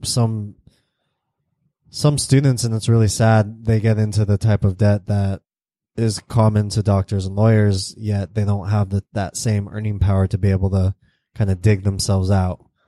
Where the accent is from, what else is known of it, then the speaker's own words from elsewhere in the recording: United States; I'm American